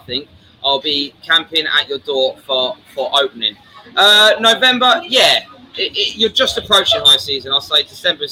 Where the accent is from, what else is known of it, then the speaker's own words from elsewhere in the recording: Brighton, South East England, United Kingdom; now in Pattaya, Thailand; I am from Brighton